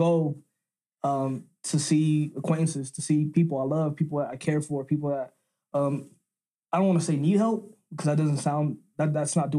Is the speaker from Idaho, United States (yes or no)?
no; Denver, Colorado, United States; where I come from. I would say at this point, right when I went to Knapp Elementary